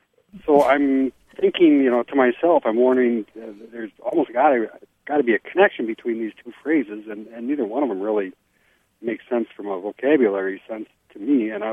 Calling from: Linden, Wisconsin, United States; I am calling from Linden, Wisconsin today.

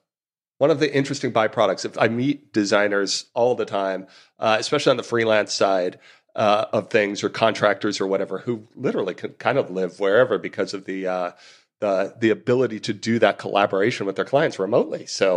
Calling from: London, United Kingdom; I'm recording from London and right in the dead center of the city

